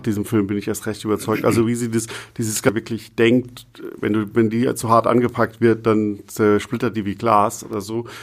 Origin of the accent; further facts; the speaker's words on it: Germany; als Deutscher